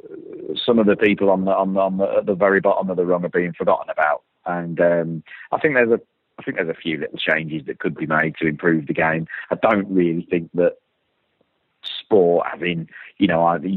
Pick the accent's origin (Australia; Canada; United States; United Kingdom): United Kingdom; we are a very traditional country. But, you know, this island we live